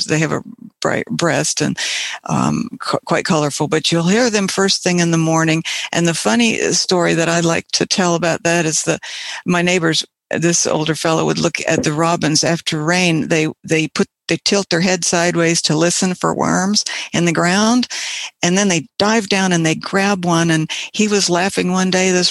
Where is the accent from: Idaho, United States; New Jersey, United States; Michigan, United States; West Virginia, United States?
West Virginia, United States; Um, I'm from West Virginia, and I'll be playing uh, several birds from a collection of uh, Birds from West Virginia CDs that I have.